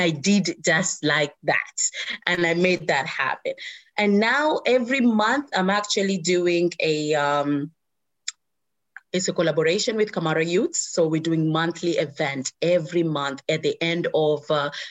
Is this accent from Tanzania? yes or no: yes; Zanzibar, Tanzania; moved away; This is my home country. This is where my mom is and my family and everything else.